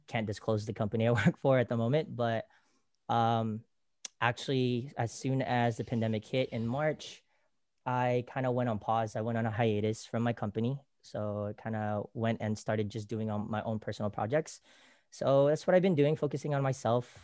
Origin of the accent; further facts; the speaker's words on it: Bay Area, California, United States; moved away as an adult; also born or lived in Philippines; now in Los Angeles, United States; living in the Bay Area, growing up in the Bay Area, we love the culture